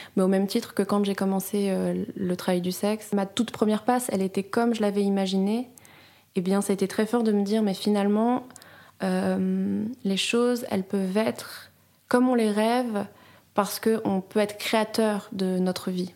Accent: France; now in Switzerland; en tant que Française

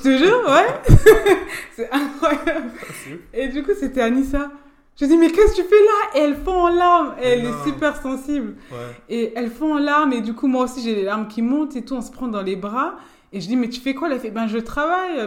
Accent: Forbach, Grand Est, France; also born or lived in Germany / Metz / Nancy; de base, je suis de Forbach.

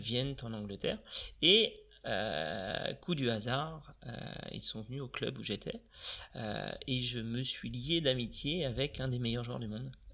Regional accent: Vitré, Brittany, France; also born or lived in Laval; je suis natif de Vitré

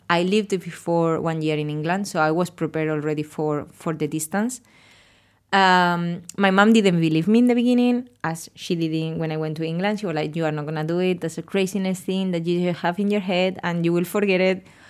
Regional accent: Spain; English is a second language; moved away as an adult; now in Australia; I'm from Spain and I'm thirty-four years old

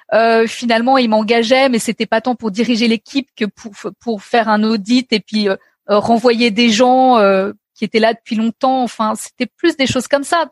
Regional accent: Paris, Île-de-France, France; j'ai, grandi à Paris. Donc, tu vois, je suis une, Parisienne pure souche

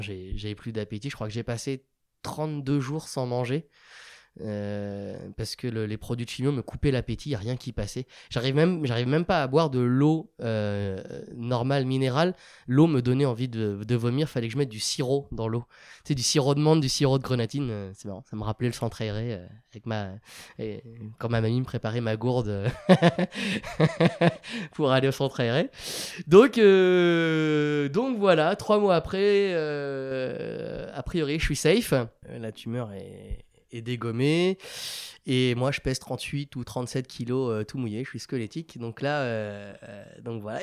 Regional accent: France; moved away as an adult; now in Barcelona, Spain; on est beaucoup de Français

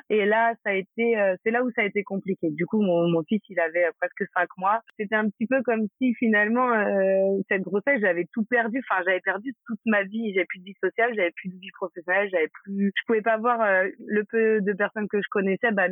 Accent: France; now in Spain; en Espagne euh, euh en tant que Français on est obligé d'avoir euh, une carte verte

